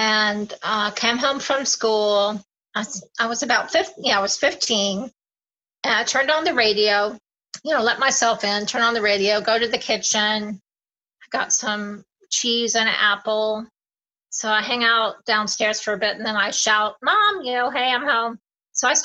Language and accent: English; Jacksonville, Florida, United States; we're all from Jacksonville. My grandparents lived here